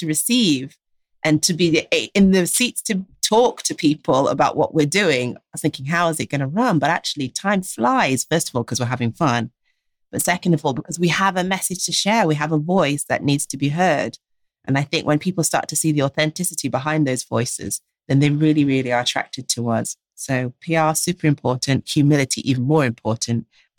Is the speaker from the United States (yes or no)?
no; Jamaica; Why? Because we're Jamaican.